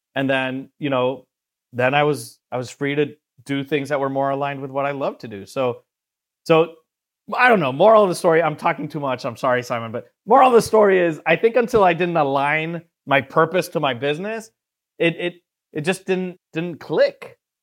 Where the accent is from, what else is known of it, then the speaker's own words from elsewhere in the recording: Venezuela; moved away as an adult; also born or lived in Miami; I'm originally from Venezuela and South America